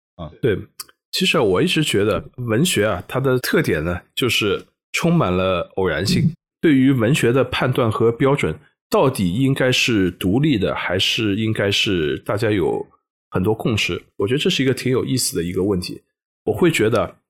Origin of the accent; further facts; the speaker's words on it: Shanghai, China; 因为我生活在上海，应该使用的是上海话和普通话